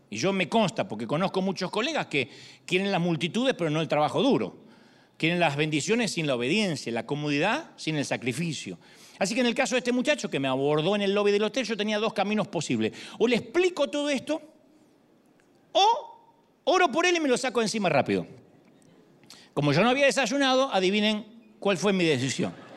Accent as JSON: {"language": "Spanish", "country": "Argentina", "moved": "yes", "said": "soy argentino"}